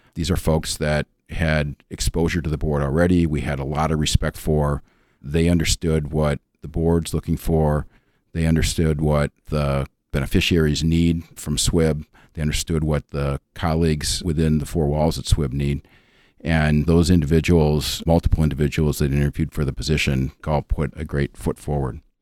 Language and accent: English; suburb of Minneapolis, Minnesota, United States; moved away as an adult; I'm originally from the Twin Cities, uh, born and raised in a suburb of Minneapolis